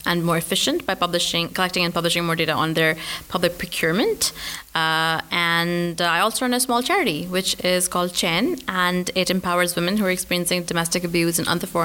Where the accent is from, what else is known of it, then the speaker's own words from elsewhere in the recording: Pakistan; moved away as an adult; also born or lived in Glasgow; I grew up in Pakistan